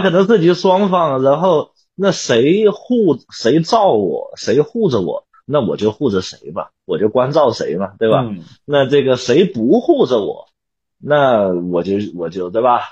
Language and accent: Chinese; China; 在我们中国人的思维里面